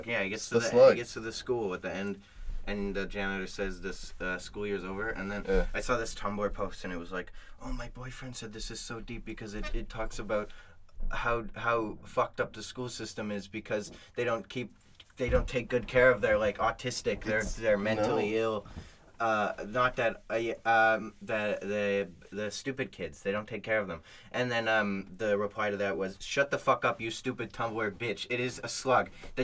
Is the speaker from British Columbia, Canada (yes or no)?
no; Toronto, Ontario, Canada; But I'm from... I'm from... Toronto?